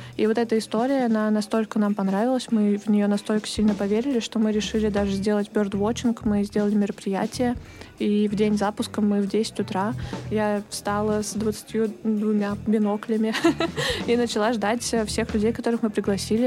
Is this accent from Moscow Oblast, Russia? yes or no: yes; Dubna, Moscow Oblast, Russia; born or raised there; moved away as an adult; now in Moscow, Russia